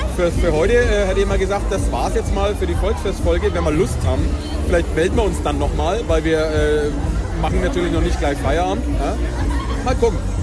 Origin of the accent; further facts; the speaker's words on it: Bayreuth, Bavaria, Germany; now in Nuremberg, Germany; Ich war damals mit meinen Eltern ich habe ja damals noch in Bayreuth gewohnt. Ich bin ja kein gebürtiger Nürnberger, ich bin ja gebürtiger Barreider